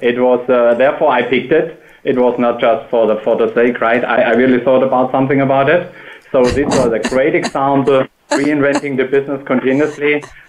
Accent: Black Forest, Baden-Württemberg, Germany; as I'm originated from the Black Forest in Germany

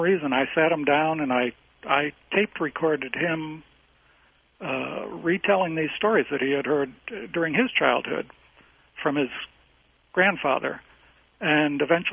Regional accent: Buffalo, New York, United States; grew up in Buffalo, New York in the 50s and 60s

